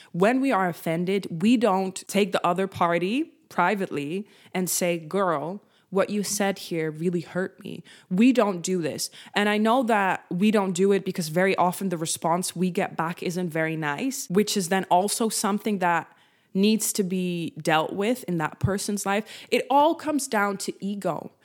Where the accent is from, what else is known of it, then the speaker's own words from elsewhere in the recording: Netherlands; first language Dutch; English is a second language; I am Dutch, so Dutch is my first language